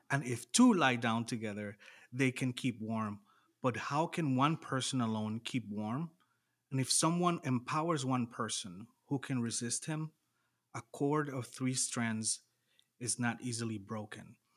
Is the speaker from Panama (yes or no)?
yes; Panama; moved away as an adult; also born or lived in La Crosse, Wisconsin, United States; now in United States; I'm from Panama originally, uh, grew up, born and raised, moved to the U S when I was twenty-two